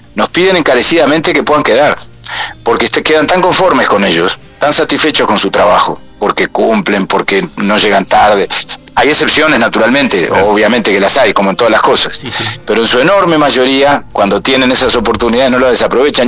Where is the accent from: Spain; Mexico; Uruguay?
Uruguay